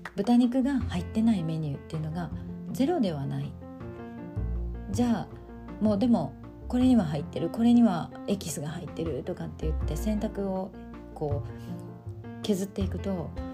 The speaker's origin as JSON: {"language": "Japanese", "country": "Japan", "said": "日本人の私たち"}